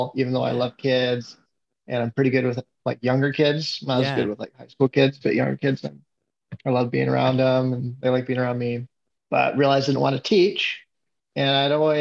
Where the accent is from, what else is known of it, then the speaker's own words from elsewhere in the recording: Renton, Washington, United States; I'm from Renton, Washington. That's where I grew up